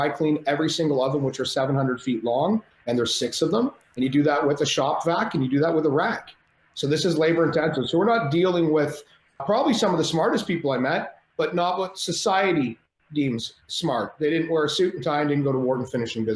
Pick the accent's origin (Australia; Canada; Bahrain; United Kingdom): Canada; I'm Canadian